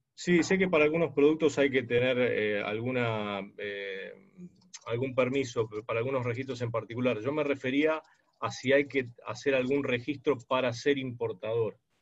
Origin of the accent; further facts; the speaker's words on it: Argentina; Yo soy de Argentina